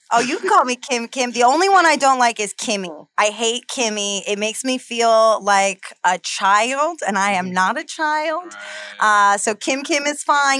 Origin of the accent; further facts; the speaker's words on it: New Jersey, United States; also born or lived in Los Angeles; now in New York, United States; I'm from New Jersey originally